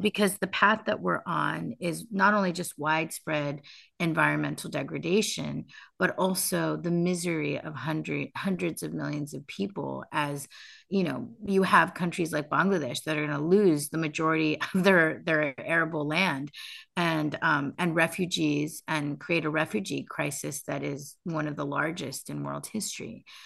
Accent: United States; I grew up in the United States

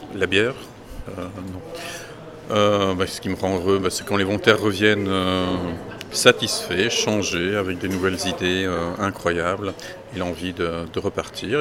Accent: Belgium; je suis belge

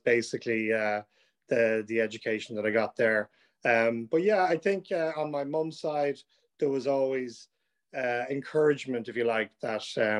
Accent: Dublin, Leinster, Ireland; I grew up in South Dublin, Monkstown, which isn't too far from Black Rock

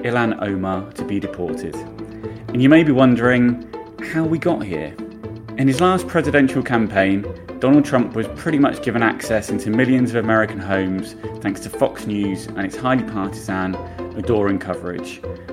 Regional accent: United Kingdom; now in United States; I'm a British journalist living and working in America.

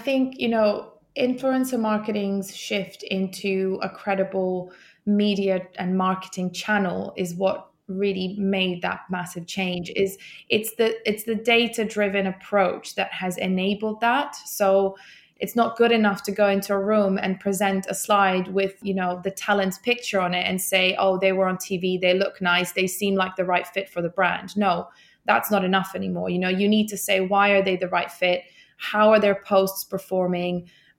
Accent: Bosnia & Herzegovina; also born or lived in Iceland; I'm not actually Icelandic. I am actually from Bosnia, but Iceland is one of my three or four homes now. And I lived there for 4 years.

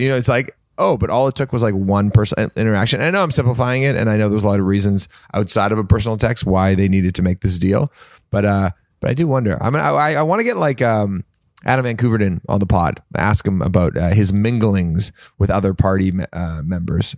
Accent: Canada; now in United States; I'm Canadian

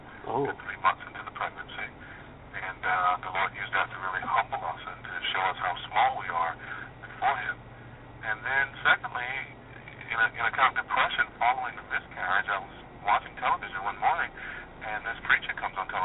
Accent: Southeastern United States, United States; I grew up in the Bible Belt in the southeastern United States.

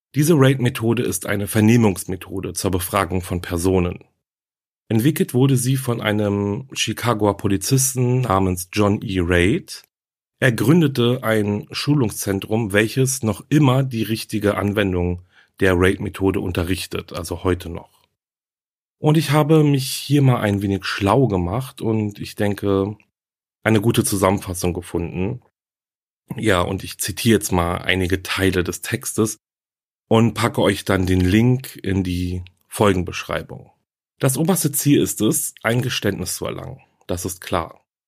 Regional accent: Germany; Hier bei uns in Deutschland

